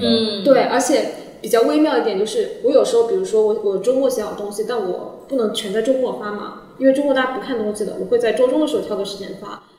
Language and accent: Chinese; Wenzhou, Zhejiang, China; now in Shanghai, China; 因为我是温州人嘛，然后就想做一本我们温州的一个在地杂志